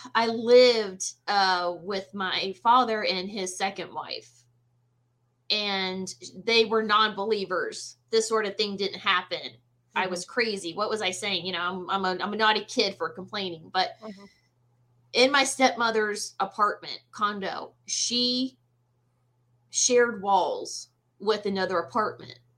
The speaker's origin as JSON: {"language": "English", "region": "the South", "country": "United States", "tie": "born or raised there", "said": "I was born and raised in the South"}